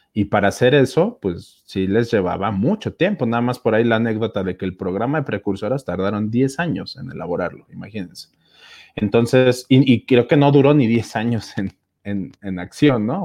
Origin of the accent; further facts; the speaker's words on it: Mexico City, Mexico; yo soy de la Ciudad de México, de la provincia de Benito Juárez